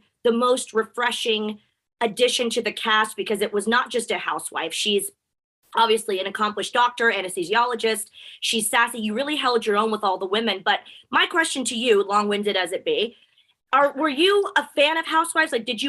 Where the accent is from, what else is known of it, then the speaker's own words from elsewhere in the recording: Texas, United States; also born or lived in El Paso, Texas / Houston, Texas; being from Texas, I was born in El Paso, lived in Houston.